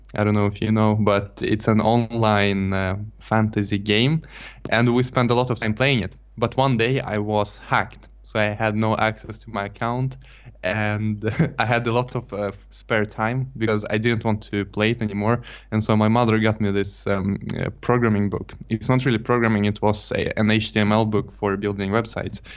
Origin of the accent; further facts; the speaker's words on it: Jönköping, Jönköping County, Sweden; moved away; also born or lived in Stockholm; I'm not originally from Stockholm. I'm from a town called Jönköping, and it's a bit south of Stockholm